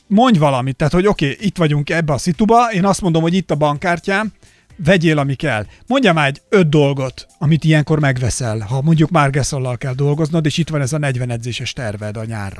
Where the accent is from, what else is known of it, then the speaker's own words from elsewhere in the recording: Somogy, Hungary; én Somogyból származom, és nálunk mindig volt például búcsú idején a faluban kövér, sovány foci